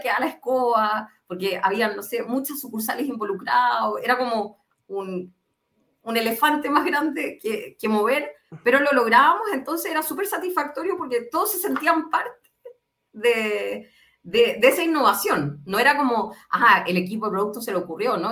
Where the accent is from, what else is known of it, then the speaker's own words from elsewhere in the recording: Concepción, Biobío, Chile; now in Santiago, Chile; soy de Concepción, pero vivo hace, no sé, 17 años en Santiago